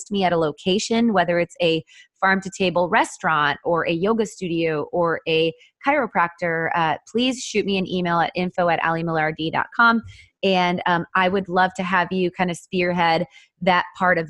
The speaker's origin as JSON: {"language": "English", "town": "Austin", "region": "Texas", "country": "United States", "tie": "born or raised there", "said": "here in my hometown, Austin"}